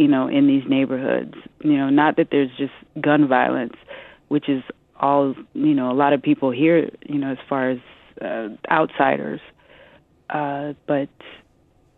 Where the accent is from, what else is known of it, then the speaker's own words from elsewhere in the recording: Omaha, Nebraska, United States; now in New York, United States; I'm a Midwesterner, too, because I come from Omaha, Nebraska